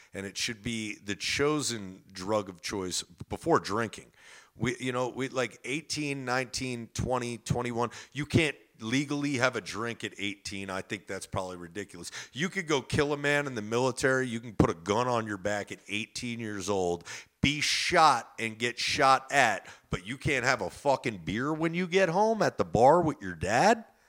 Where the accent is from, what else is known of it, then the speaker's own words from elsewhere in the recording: New Jersey, United States; I'm from Jersey, where you can get the best pizza in the world